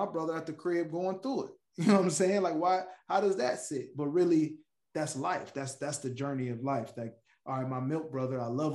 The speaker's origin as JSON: {"language": "English", "town": "Detroit", "region": "Michigan", "country": "United States", "tie": "born or raised there", "said": "I'm from Detroit"}